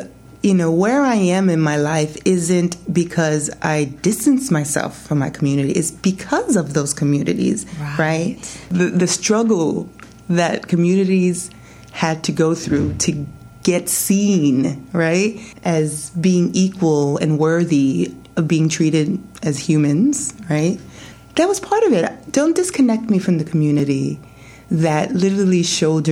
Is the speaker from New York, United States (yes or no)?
yes; New York City, New York, United States; moved away as an adult; also born or lived in New Zealand / Japan; I'm from the Bronx